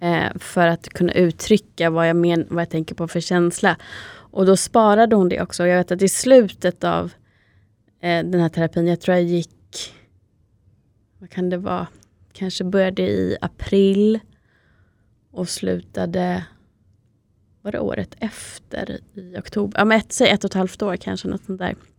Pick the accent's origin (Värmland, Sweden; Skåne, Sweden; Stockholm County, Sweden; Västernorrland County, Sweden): Stockholm County, Sweden; Täby; i Täby där vi växte upp, eller i alla fall större delen av livet